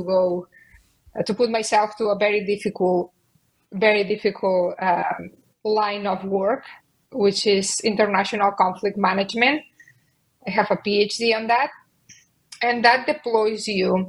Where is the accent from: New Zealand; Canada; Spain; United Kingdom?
Spain; Barcelona, Catalonia; moved away as an adult; I was born and raised in Barcelona